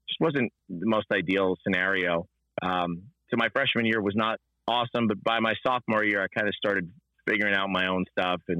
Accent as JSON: {"language": "English", "town": "Rahway", "region": "New Jersey", "country": "United States", "tie": "born or raised there", "said": "I grew up in Rahway, New Jersey. And so North Jersey, not too far out of New York City"}